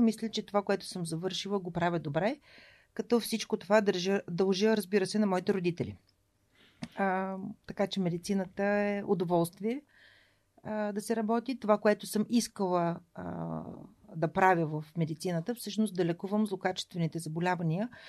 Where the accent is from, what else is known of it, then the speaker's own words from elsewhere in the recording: Shumen, Shumen Province, Bulgaria; moved away as an adult; also born or lived in Varna / Veliki Preslav / Sofia; Аз съм отраснала в Велики Преслав, едно малко граче а, където свободата, която бабите дават във възпитанието на децата, е неизмеримо с това, което родителите налагат като контрол. А, така че аз съм имала удоволствието да бъда гледана от баба си до 6 годишната ми възраст